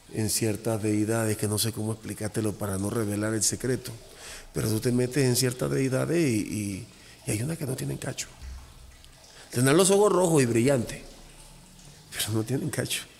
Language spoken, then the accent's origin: Spanish; Cuba; now in Mexico; yo soy cubano